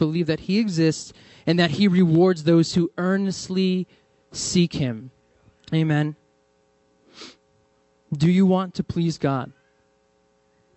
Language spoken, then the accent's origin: English; New England, United States; moved away; I'm from New England, and I come from a church which is very charismatic and Pentecostal